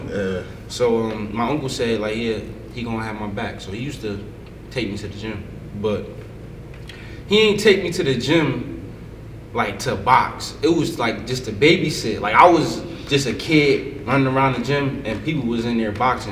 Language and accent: English; Paterson, New Jersey, United States; I grew up in Patterson, my mother and my sister.